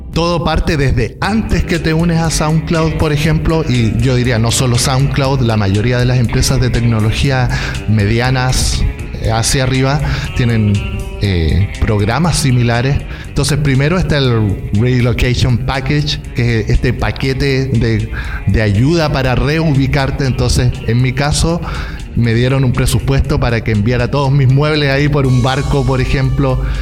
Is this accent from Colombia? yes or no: no; Chillán, Ñuble, Chile; moved away as an adult; now in Berlin, Germany; Soy chileno, vengo de una ciudad pequeñita que se llama Chillán